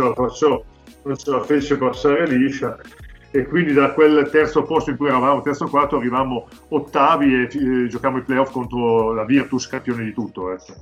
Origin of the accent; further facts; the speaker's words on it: Codogno, Lombardy, Italy; io sono di Codogno